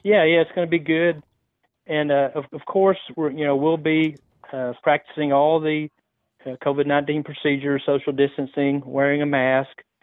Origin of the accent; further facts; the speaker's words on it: West, Texas, United States; The location is gonna be the Knights of Columbus Hall in West, my hometown.